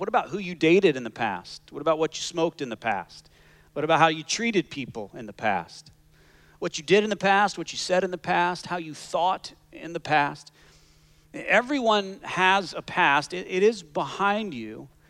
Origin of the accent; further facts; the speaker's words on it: Canada; now in Scottsdale, United States; I am as Canadian as they come